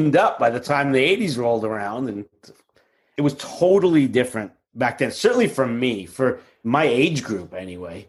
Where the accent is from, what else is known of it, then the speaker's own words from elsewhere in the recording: New York City, New York, United States; as a kid growing up in Queens